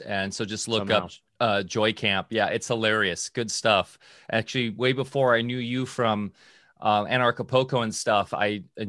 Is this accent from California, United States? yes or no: yes; Orange County, California, United States; also born or lived in Redondo Beach; That's where I grew up, in Orange County.